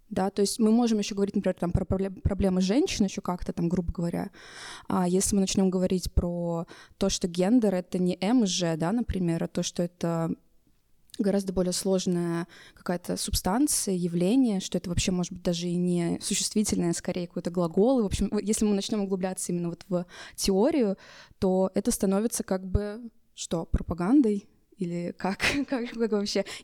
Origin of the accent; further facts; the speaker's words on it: Russia; я могу представиться как квир-персона и как э, россиянка и русская